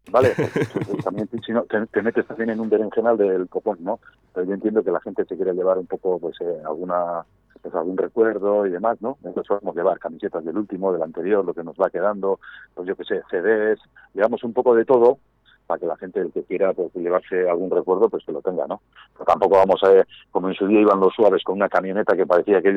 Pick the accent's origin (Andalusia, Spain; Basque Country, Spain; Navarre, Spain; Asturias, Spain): Basque Country, Spain; Gipuzkoa; un pueblo pequeñito que se llama Festoa, bañado por el río Urola, y nada, nosotros somos de las tribus